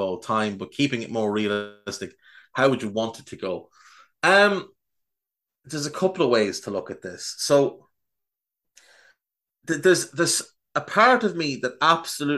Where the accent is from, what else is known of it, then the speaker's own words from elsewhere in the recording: Ireland; an Irish person